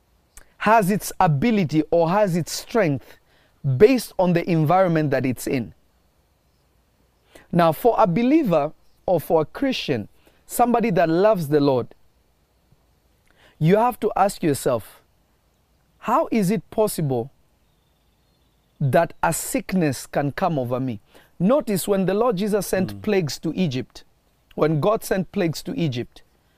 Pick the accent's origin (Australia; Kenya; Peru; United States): Kenya; also born or lived in Tanzania; I grew up in Africa, in a place called Kenya, and I also spent time in Tanzania